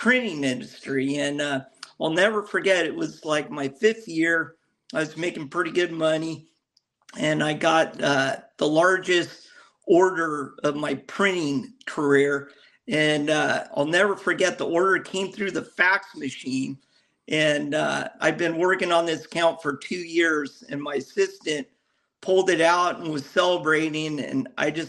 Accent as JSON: {"language": "English", "town": "Newport Beach", "region": "California", "country": "United States", "tie": "born or raised there", "said": "I grew up here in Newport Beach"}